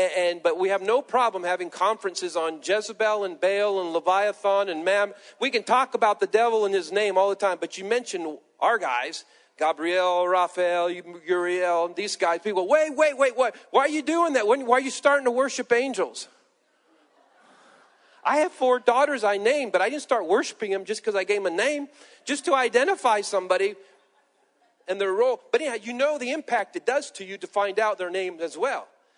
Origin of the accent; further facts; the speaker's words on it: Peru; born there; I tell my past that I was born in Peru, South America. My parents were missionaries, and I was a pastor